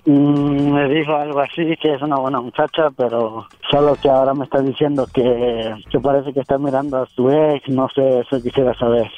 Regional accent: Guerrero, Mexico; yo soy de Guerrero

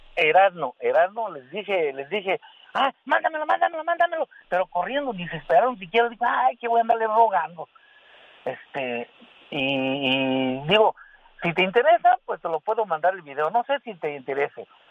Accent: Ciudad Cooperativa Cruz Azul, Hidalgo, Mexico; now in Southgate, United States; Yo soy del estado de Hidalgo, de Ciudad Cooperativa Cruz Azul

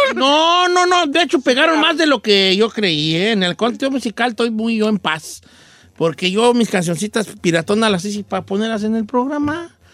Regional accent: Mexico; also born or lived in the north (United States); now in United States; en México, en mi rancho

